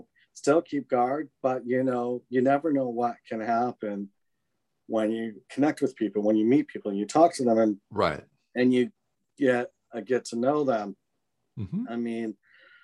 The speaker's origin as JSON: {"language": "English", "region": "British Columbia", "country": "Canada", "tie": "born or raised there", "also_born_or_lived": "Vancouver, Canada / Victoria, Canada / Switzerland", "said": "I was originally born and raised in British Columbia, like Vancouver, mm-hmm. in like earlier childhood. And then I lived near Victoria, BC, lovely, beautiful Victoria."}